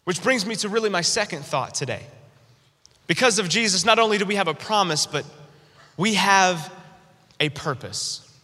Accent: North Carolina, United States; growing up in North Carolina, where I'm originally from

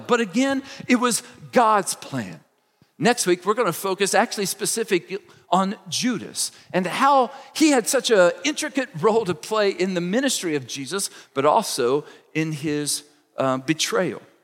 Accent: Kentucky, United States; moved away as an adult; now in Indiana, United States; I grew up in Kentucky. I've lived most of my adult life here in Indiana

